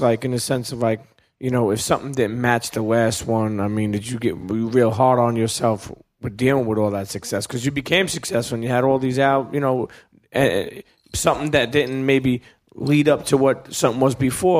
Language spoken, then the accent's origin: English; Brooklyn, New York, United States; Like, actually, I'm from Brooklyn, and I was vibing to that.